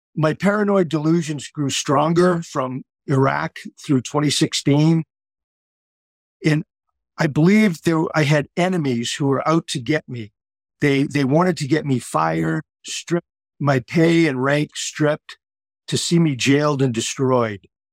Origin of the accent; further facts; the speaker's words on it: Boston, Massachusetts, United States; moved away as an adult; now in Cocoa Beach, United States; I grew up in the Boston area